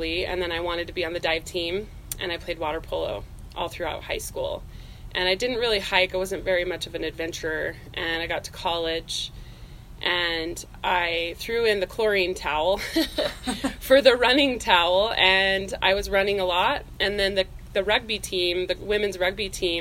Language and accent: English; Tremonton, Utah, United States; I am born and raised in Utah, so native Utahn. I grew up in northern Utah, up by Tremonton